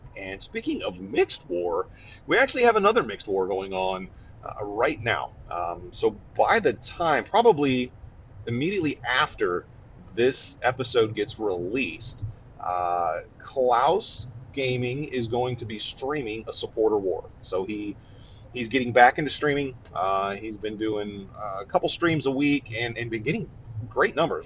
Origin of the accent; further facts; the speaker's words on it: Ohio, United States; moved away; I'm from Ohio